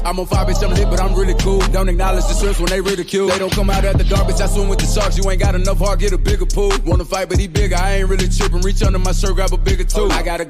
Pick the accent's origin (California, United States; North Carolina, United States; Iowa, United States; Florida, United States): North Carolina, United States; Charlotte; I'm from Charlotte, you know how these niggas do.